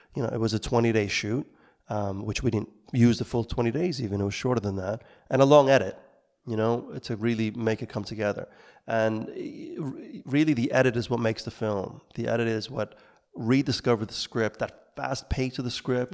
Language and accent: English; New York, United States; moved away as an adult; I grew up in New York, making films, trying to recreate what we saw on, in the, in the cinema at the time as teenagers in Brooklyn